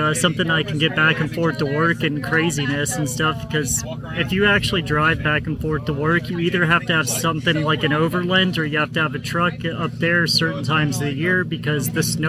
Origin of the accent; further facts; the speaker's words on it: Fargo, North Dakota, United States; I'm from Fargo, so this was an 8-hour, not as much as you, but it was an eight hour trek for me yesterday.